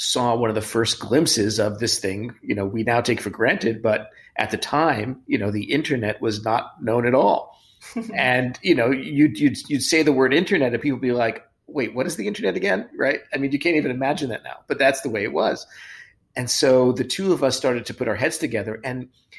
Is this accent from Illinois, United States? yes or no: no; New York City, New York, United States; moved away; I haven't been back to Brooklyn where my parents are for 14 months, the same house I grew up in.